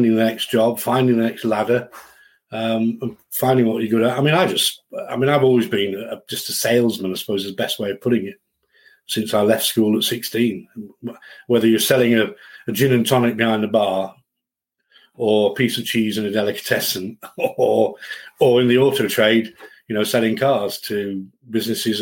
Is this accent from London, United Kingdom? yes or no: no; Settle, Yorkshire and the Humber, United Kingdom; moved away; also born or lived in Leeds area; I was brought up in the Yorkshire Dales in a lovely town called Settle.